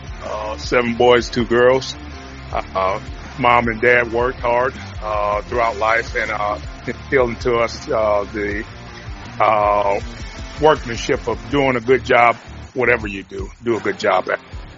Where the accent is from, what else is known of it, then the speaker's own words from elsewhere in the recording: Detroit, Michigan, United States; moved away as an adult; also born or lived in New Orleans; Detroit, where I was born and raised up there in Michigan. Was able to finish my career at home